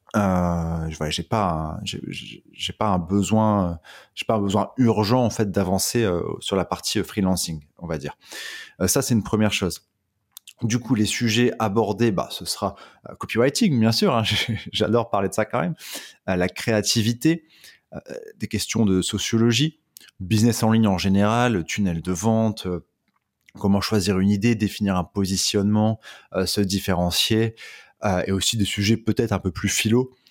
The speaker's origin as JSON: {"language": "French", "town": "Dunkirk", "region": "Hauts-de-France", "country": "France", "said": "je viens de Dunkerque"}